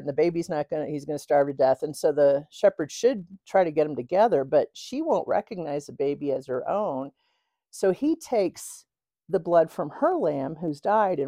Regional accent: outside of St. Louis, Illinois side of the river, United States; also born or lived in Oklahoma; now in Los Alamos, United States; I grew up in outside of St. Louis, but on the Illinois side of the river

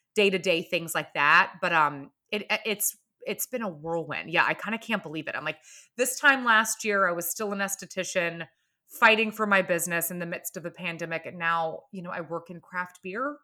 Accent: Atlanta, Georgia, United States; moved away; I'm from Atlanta, Georgia, originally

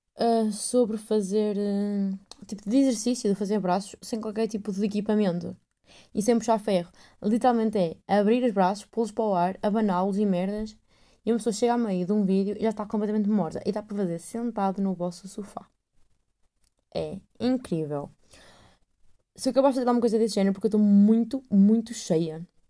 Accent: north of Portugal / Aveiro, Portugal; accent: northern mixed with Aveiro; o meu sotaque é meio norte com Aveiro, com, é o que é, não sei bem o que é isto. Eu não falo a Porto

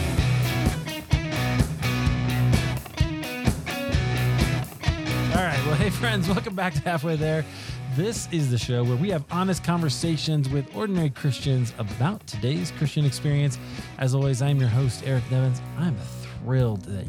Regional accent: United States; we Americans

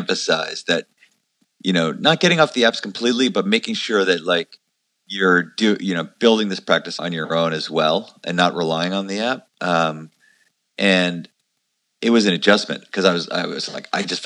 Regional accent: Long Island, New York, United States; I grew up in New York. I'm from Long Island originally.

